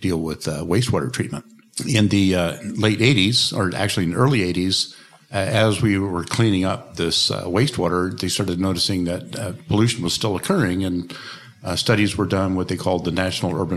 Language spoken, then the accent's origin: English; Portland, Oregon, United States; I'm from Portland, Oregon in the United States